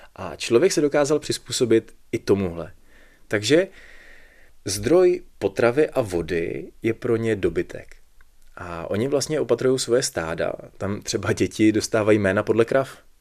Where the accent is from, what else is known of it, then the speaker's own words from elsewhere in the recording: Plzeň, Plzeň Region, Czechia; jsem z Plzně